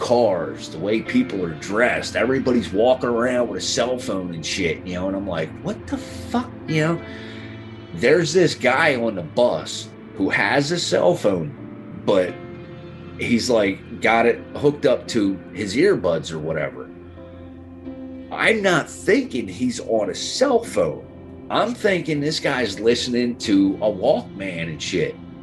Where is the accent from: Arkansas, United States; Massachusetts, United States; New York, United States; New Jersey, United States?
New Jersey, United States; Dennisville; I'm from here. I'm a local. I grew up in Dennisville.